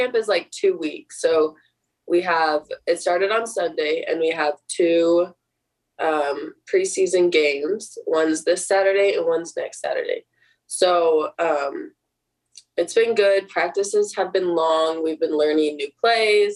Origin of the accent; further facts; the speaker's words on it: Washington, United States; moved away; it's like in my home state. It's really close to home